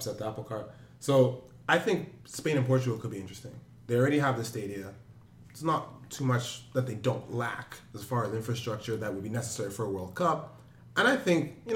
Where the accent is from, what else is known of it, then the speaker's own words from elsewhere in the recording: Nigeria; my home country